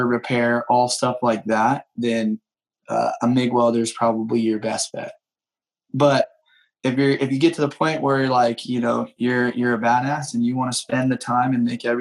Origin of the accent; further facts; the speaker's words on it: San Diego, California, United States; I was just a kid growing up in East County, San Diego